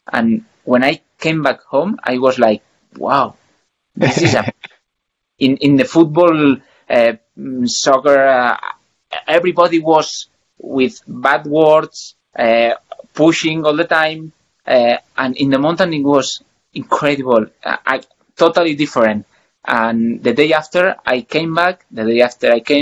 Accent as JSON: {"language": "English", "town": "Sant Boi de Llobregat", "region": "Catalonia", "country": "Spain", "second_language": "English", "moved": "as an adult", "lives_now": "Andorra", "said": "I'm from Barcelona, close to Barcelona. Sant Boi de Llobregat is a town there."}